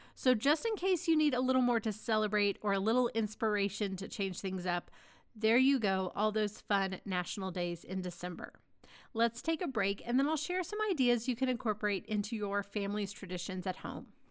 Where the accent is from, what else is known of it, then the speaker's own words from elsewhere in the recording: Dallas, Texas, United States; growing up in Dallas